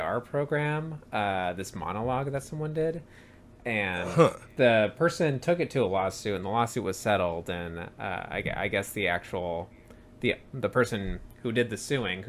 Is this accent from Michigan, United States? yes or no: no; San Francisco, California, United States; we're both from San Francisco